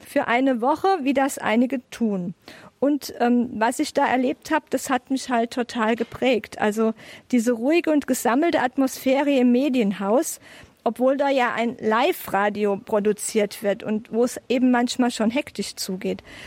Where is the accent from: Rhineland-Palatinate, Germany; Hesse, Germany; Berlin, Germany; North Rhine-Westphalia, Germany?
Rhineland-Palatinate, Germany; Bingen am Rhein; moved away; Ich bin in Bingen geboren und lebe seit 2010 quasi wieder zu Hause